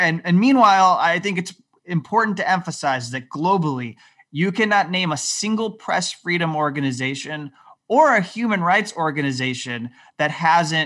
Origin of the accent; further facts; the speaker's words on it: United States; as an American